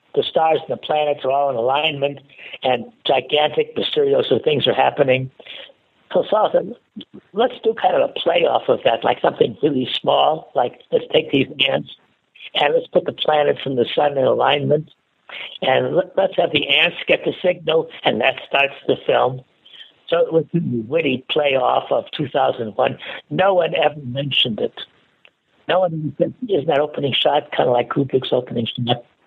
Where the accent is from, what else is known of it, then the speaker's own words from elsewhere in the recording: Chicago, Illinois, United States; moved away as an adult; also born or lived in Minnesota / Iowa / St. Louis; I grew up in Chicago